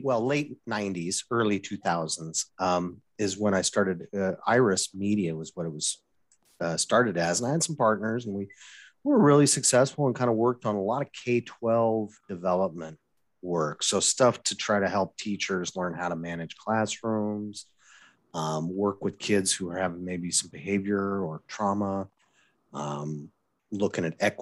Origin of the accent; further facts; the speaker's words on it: Wyoming, United States; moved away as an adult; also born or lived in Oregon / Boston; now in Eugene, United States; I grew up in Wyoming. You knew this, but, you know, I grew up in Wyoming.